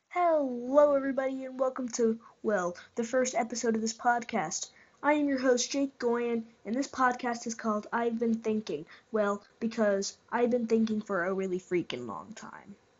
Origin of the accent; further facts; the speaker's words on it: Mesa, Arizona, United States; I'm from Mesa, Arizona